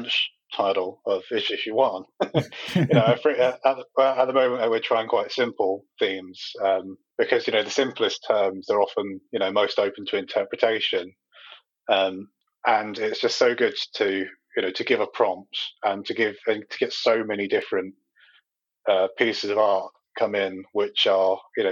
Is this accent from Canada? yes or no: no; Medway, South East England, United Kingdom; born or raised there